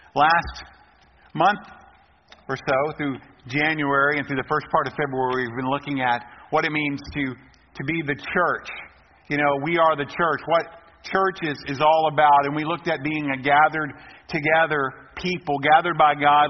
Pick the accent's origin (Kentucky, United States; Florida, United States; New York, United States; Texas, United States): Texas, United States; we are from Texas, we are proud to be Texans